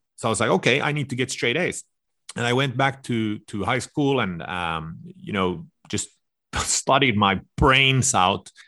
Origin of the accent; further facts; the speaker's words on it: suburb of Stockholm, Stockholm County, Sweden; moved away; I was raised in this suburb to Stockholm.